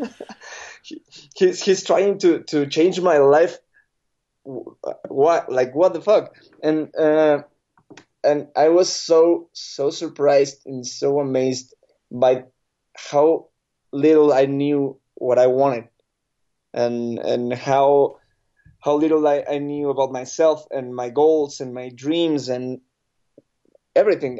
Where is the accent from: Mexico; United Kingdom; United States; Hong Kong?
Mexico; State of Mexico; I'm normally say that I'm from Mexico City because, but, but I'm from a little outside. It's, it's called, uh, State of Mexico.